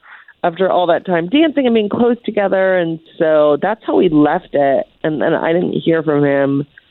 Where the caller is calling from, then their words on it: Ocoee, Florida, United States; I'm calling from Ocoee.